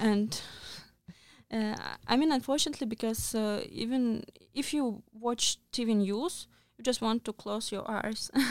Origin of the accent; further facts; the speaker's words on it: Russia; moved away; I'm from Russia